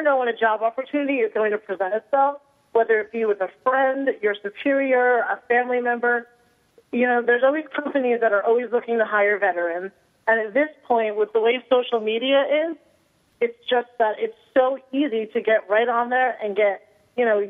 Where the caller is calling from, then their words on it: New Jersey, United States; I am calling you from beautiful, sunny New Jersey.